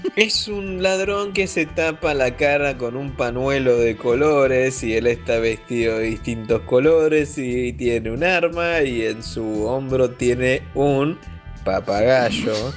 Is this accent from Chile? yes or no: no; Argentina; yo soy de Argentina